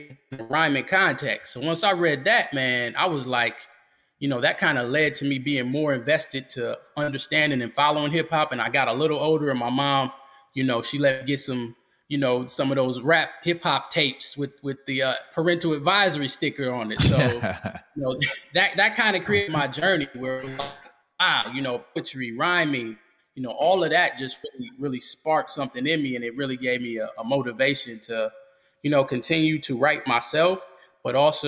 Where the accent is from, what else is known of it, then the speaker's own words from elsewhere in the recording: Grand Rapids, Michigan, United States; now in North Carolina, United States; I'm originally from Michigan, Grand Rapids, Michigan, to be specific